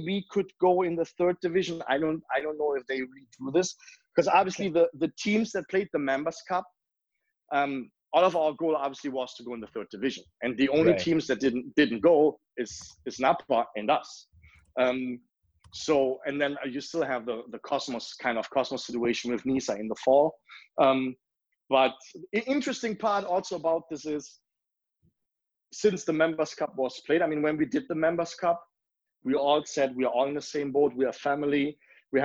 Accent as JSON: {"language": "English", "town": "Leverkusen", "region": "North Rhine-Westphalia", "country": "Germany", "moved": "yes", "lives_now": "Milwaukee, United States", "said": "I'm from Leverkusen"}